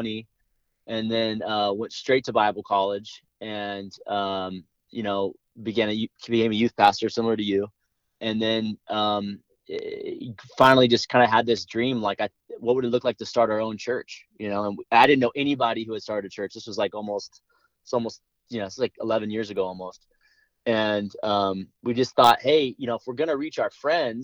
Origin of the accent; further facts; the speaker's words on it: Los Angeles, California, United States; we moved to the San Fernando Valley where we're from